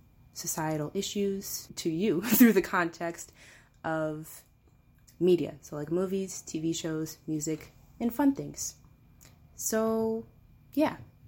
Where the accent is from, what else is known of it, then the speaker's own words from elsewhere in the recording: Port Huron, Michigan, United States; So I'm from Port Huron, Michigan. I'm a sophomore here at CMU